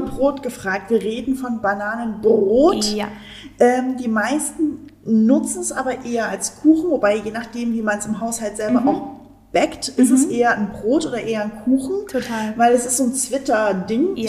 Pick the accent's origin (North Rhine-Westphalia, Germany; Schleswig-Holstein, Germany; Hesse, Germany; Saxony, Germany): Saxony, Germany; als Sachse ähm, bin ich auch so ein Leberwurstkind.